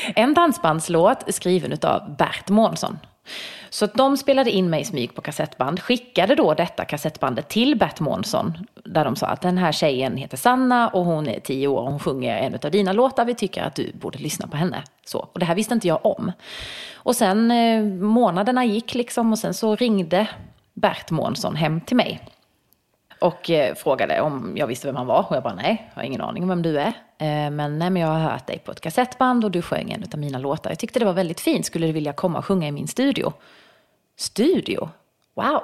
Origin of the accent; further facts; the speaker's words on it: Bromölla, Skåne, Sweden; accent: Scanian; now in Stockholm, Sweden; jag är ju från Bromölla och det ligger ju väldigt nära Blekinge